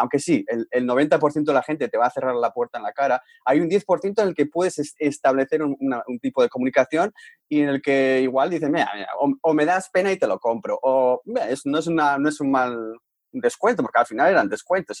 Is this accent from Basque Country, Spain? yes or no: yes; Bilbao, Basque Country, Spain; moved away as an adult; also born or lived in Vancouver, Canada; Bilbao, de donde eh, somos nosotros